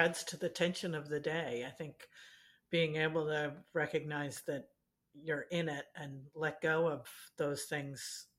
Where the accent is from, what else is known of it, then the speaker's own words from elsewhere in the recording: New York, United States; now in San Francisco, United States; I grew up in New York where the subway was free